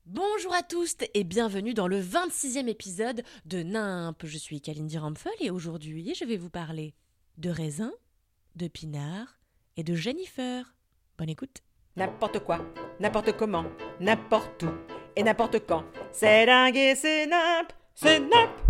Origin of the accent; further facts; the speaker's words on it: Levallois-Perret, Île-de-France, France; Parce que dans la ville de Gros Bourges où je suis née, à Levallois